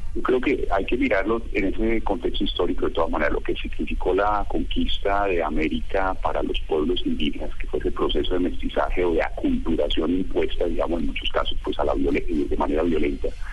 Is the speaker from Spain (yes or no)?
no; Colombia; nuestro país